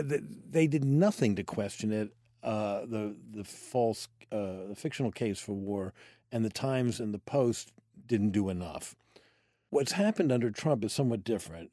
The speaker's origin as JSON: {"language": "English", "town": "Washington", "region": "District of Columbia", "country": "United States", "tie": "born or raised there", "said": "I grew up in Washington, D C, in a family that was not in politics, and I grew up in the city, not the suburbs."}